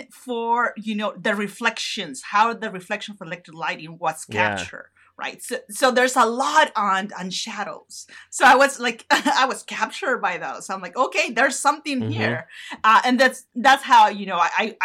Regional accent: northern Mexico, Mexico; moved away; in the north, close to my hometown

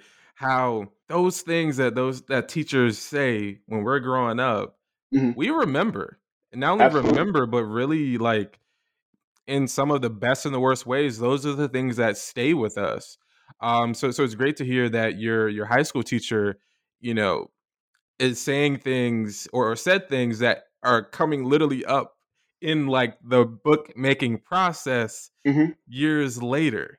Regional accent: Orlando, Florida, United States; growing up in the suburbs of Orlando

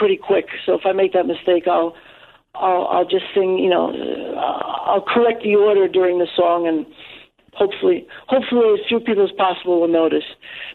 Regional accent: New York, United States; born or raised there; first language English

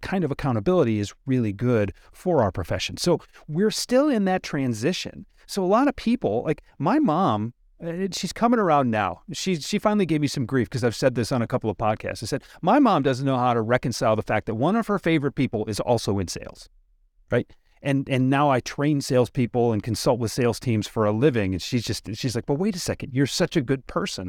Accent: Detroit, Michigan, United States; I'm from Detroit, Henry Ford's kinda big around here

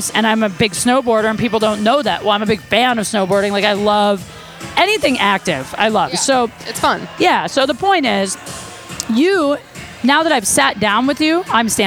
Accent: the Valley, California, United States; I'm actually from the Valley.

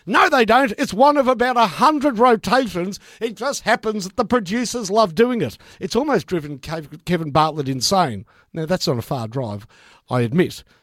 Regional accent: Victoria, Australia; I said, "Victoria."

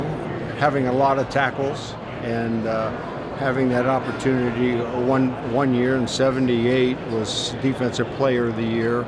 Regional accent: Warren, Ohio, United States; I'm originally from Warren, Ohio, and it's 40 miles from Canton, Ohio. So I'm a real Buckeye

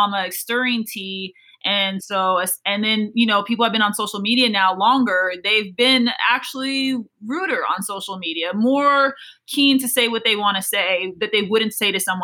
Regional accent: Des Moines, Iowa, United States; moved away as an adult; also born or lived in Louisiana; I grew up in Des Moines, Iowa, it's not really the track mecca

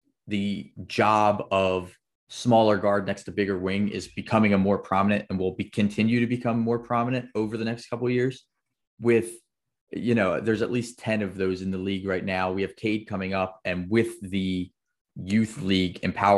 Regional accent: Philadelphia, Pennsylvania, United States; I'm from Philly, right outside of Philly

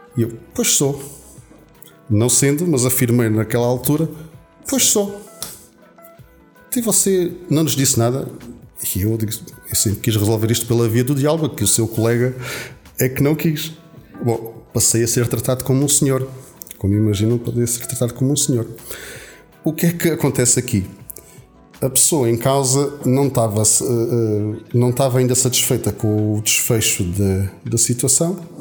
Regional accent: Alentejo, Portugal; eu, como boa alentejano

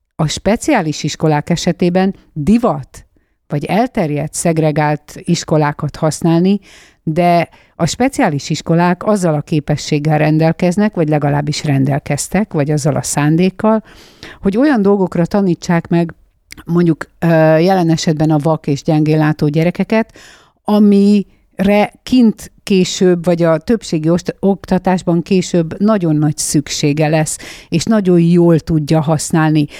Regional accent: Nyirád, Veszprém County, Hungary; moved away; Én egy egészen kicsi bányász faluban születtem, bauxit bányász volt az édesapám. Ezt a falut Nyirádnak hívják

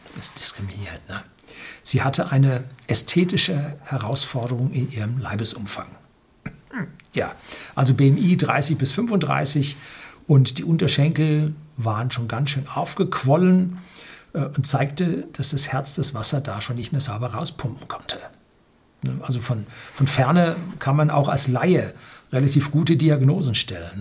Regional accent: Germany; wir sind als Deutsche

